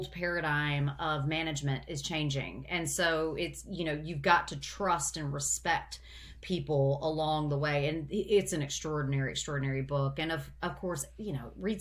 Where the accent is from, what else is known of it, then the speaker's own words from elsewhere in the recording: United States; I am an American